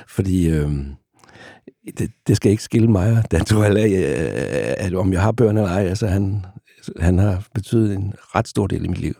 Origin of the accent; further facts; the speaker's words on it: Vejle, Southern Denmark, Denmark; jeg voksede op i Vejle i, i, i den provins